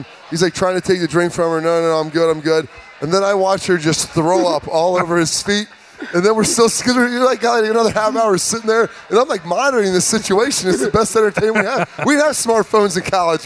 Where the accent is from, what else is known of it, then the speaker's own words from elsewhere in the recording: the Big Ten footprint, Midwest, United States; I grew up in the Big Ten footprint